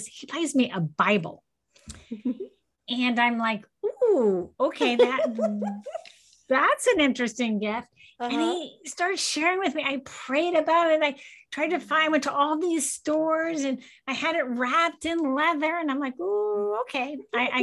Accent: Cocoa Beach, Florida, United States; I grew up in Cocoa Beach, Florida

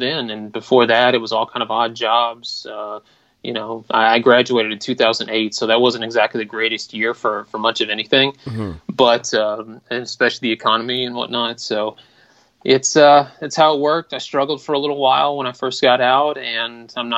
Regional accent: Atlanta, Georgia, United States; I'm from Atlanta, Georgia

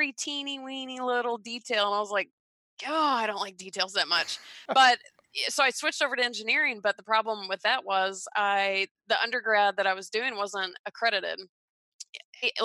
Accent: Atlanta, Georgia, United States; I grew up in Georgia

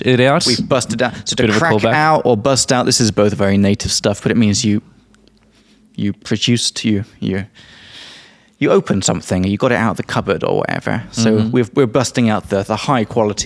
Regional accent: England, United Kingdom; now in Czech Republic; from England

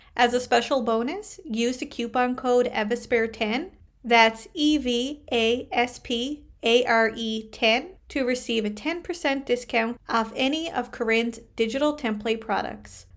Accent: Canada; I am a Canadian social worker

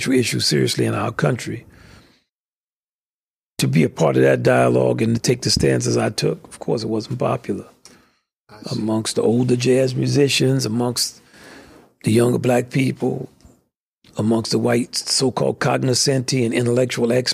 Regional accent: the South, United States; I'm from the South. I grew up in segregation.

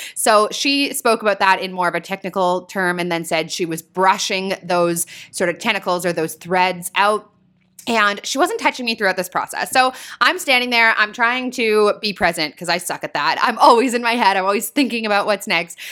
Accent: small town an hour north of Toronto, Ontario, Canada; I'm from Toronto, as many of you guys know, and I actually grew up in a small town about an hour north of the city here

